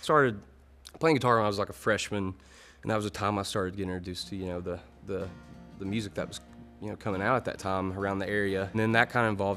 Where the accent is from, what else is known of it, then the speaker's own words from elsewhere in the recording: Louisa, Kentucky, United States; also born or lived in Paintsville, Kentucky; I grew up in Louisa, Kentucky